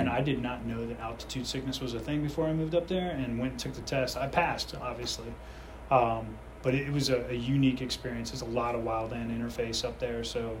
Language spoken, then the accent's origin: English; Fairfax County, Virginia, United States; also born or lived in Colorado; I grew up in the metropolis of Fairfax County, which was a nightmare for traffic. And I moved out of there when I was 18 years old